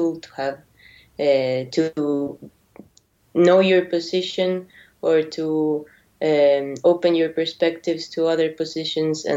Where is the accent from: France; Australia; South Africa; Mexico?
Mexico; moved away; also born or lived in Argentina; I was born in Argentina. I lived in Mexico all my life.